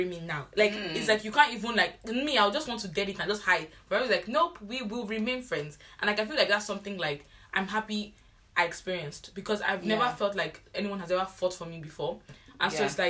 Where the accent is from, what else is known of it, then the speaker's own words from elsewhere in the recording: Nigeria; moved away; I'm the Nigerian I hate